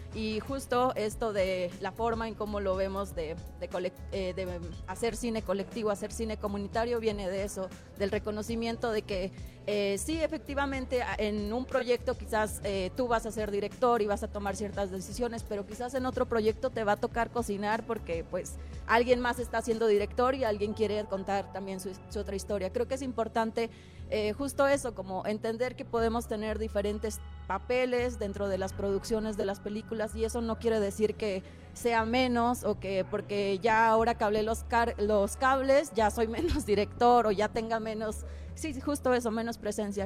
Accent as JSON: {"language": "Spanish", "region": "Durango", "country": "Mexico", "said": "soy, soy duranguense, soy norteña"}